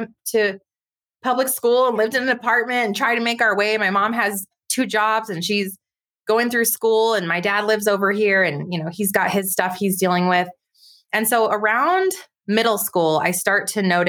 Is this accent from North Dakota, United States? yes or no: no; White Rock, New Mexico, United States; I grew up in White Rock, New Mexico, really tiny town outside of Los Alamos, New Mexico.